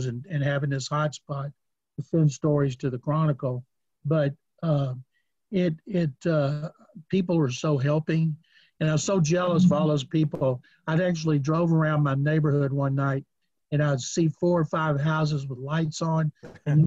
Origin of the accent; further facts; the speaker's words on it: Waco, Texas, United States; also born or lived in Houston; When I was growing up in Waco